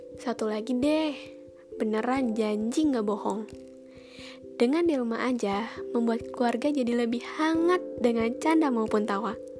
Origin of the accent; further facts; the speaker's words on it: Karawang, West Java, Indonesia; Aku berasal dari kota Padi. Kalian tahu nggak? Iya, Karawang.